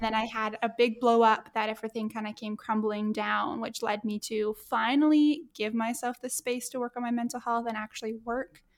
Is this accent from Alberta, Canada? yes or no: yes; Edmonton, Alberta, Canada; my hometown here in Edmonton